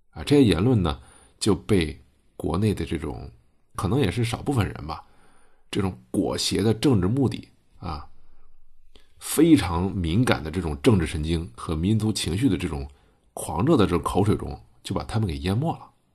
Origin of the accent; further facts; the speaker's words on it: China; 我们中国人